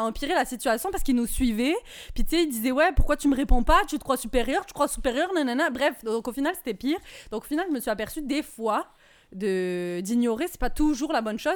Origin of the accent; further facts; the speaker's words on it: Nice, Provence-Alpes-Côte d'Azur, France; now in Quebec City, Canada; c'est vers chez moi. Je, viens de Nice